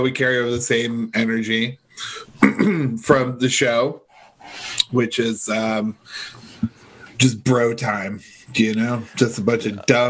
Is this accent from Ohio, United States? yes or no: yes; Toledo, Ohio, United States; now in Woodside, Queens, United States; I grew up in Toledo.